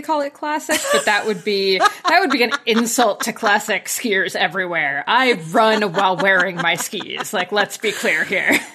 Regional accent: New Jersey, United States; moved away as an adult; now in Collingwood, Canada; But I grew up in very farmland New Jersey, so about as far from the Jersey Shore as you can get

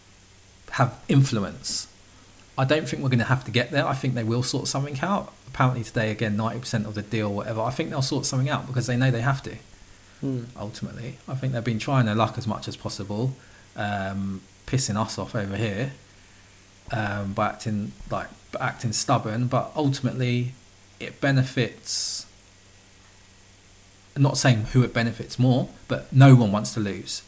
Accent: United Kingdom; I'm British

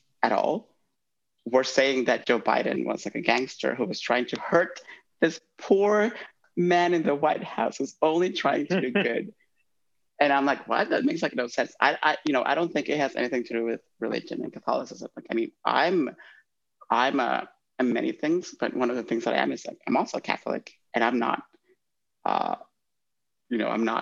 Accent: Honduras; moved away; I'm from Honduras

